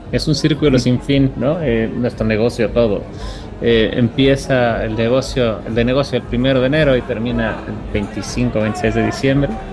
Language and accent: Spanish; Mexico; como jurados mexicanos